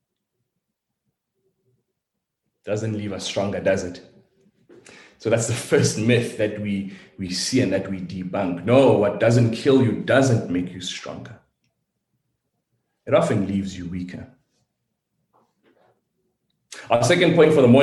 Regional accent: South Africa; I'm South African, born and raised

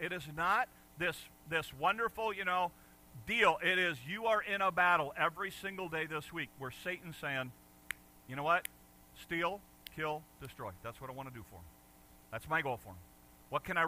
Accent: United States; moved away; also born or lived in Detroit, Michigan / Chicago, Illinois; I grew up in Detroit and Chicago

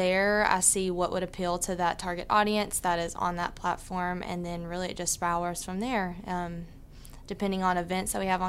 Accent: Port Neches, Texas, United States; Yes. So I'm from Port Neches. I went to PNG.

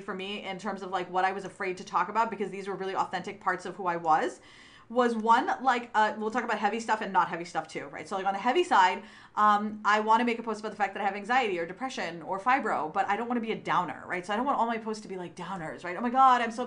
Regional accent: Pakistan; moved away; from Pakistan, I'm biracial, and I grew up in a dictatorship

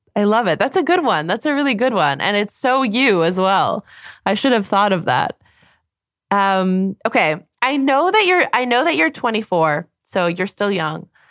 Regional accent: Canada; now in Germany

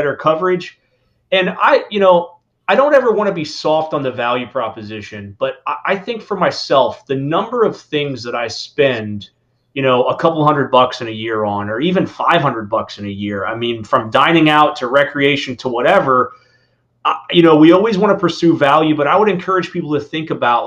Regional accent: Indiana, United States; now in Florida, United States; I grew up in the Midwest in Indiana, hunting and fishing

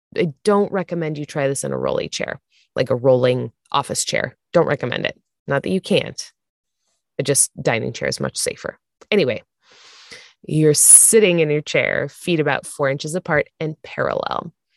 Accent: Santa Barbara, California, United States; I grew up in Santa Barbara

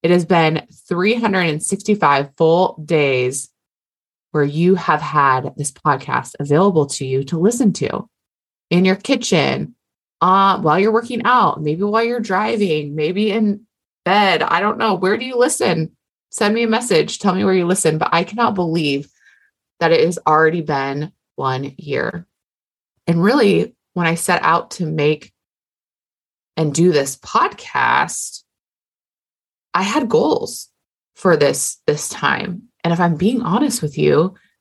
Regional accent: Hawaii, United States; I'm Hawaiian.

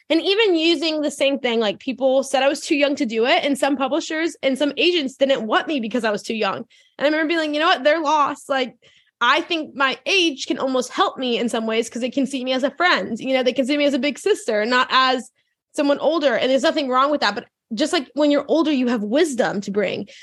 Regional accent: New Orleans, Louisiana, United States; I grew up in New Orleans, Louisiana, or like the suburbs.

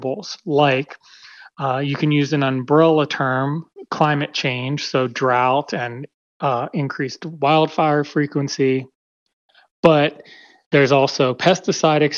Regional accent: Western Pennsylvania, United States; now in California, United States; I grew up in Pennsylvania, Western Pennsylvania, very rural part of the state

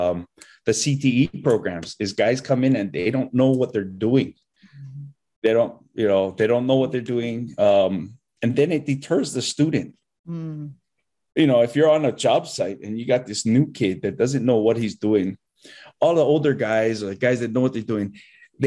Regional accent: Hanalei, Hawaii, United States; I grew up farming kalo in Hanalei

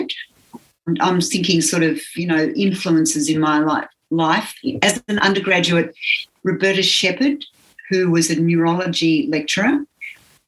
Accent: Australia; I was teaching physiotherapy and, you know, I came from Australia

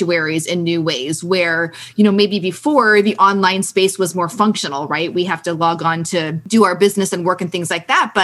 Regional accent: St. Louis, Missouri, United States; I grew up in St. Louis and I was not around boats a lot

